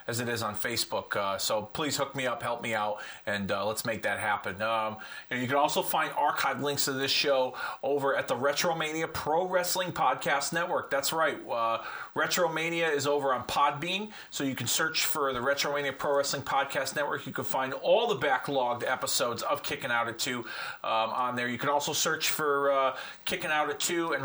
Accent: Hartford, Connecticut, United States; I'm from the Connecticut area, Hartford being my hometown

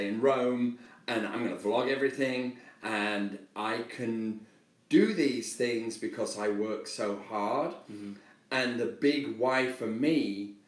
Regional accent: England, United Kingdom; accent: British; moved away as an adult; now in United States; I'm English, you know, I had a very, certainly not a privileged background, I had a very rough upbringing

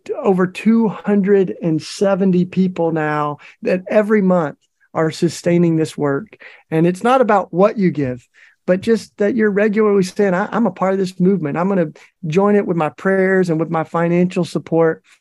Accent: Tennessee, United States; in Tennessee, my home state

